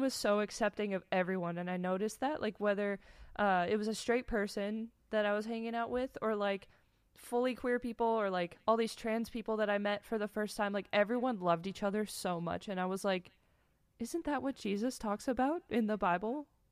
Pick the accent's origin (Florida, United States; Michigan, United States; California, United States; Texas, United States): Michigan, United States; so I grew up in Michigan